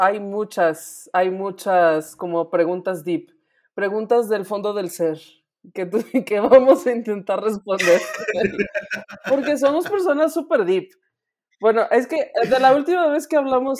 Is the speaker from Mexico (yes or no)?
yes; Mexico; como mexicanos